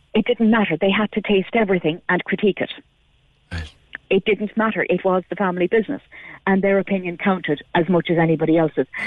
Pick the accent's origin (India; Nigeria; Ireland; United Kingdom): Ireland; near Bandon, Munster; I grew up near Bandon